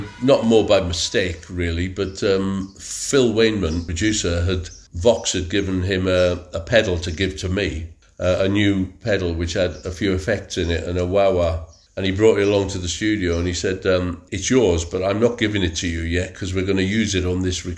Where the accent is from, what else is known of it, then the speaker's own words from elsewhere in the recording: Wrexham, Wales, United Kingdom; my hometown is Wrexham